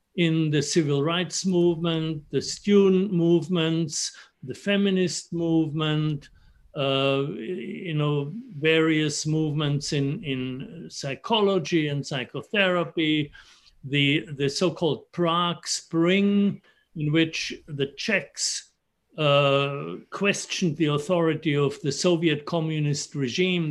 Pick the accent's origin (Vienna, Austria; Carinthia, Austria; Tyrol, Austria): Tyrol, Austria; Innsbruck; moved away; I grew up in Innsbruck in the Austrian Alps, very close to Italy.